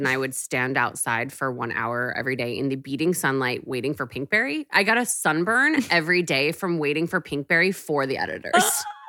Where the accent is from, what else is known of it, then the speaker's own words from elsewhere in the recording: Texas, United States; But I was from Texas wearing TJ Maxx and showed up at Nylon magazine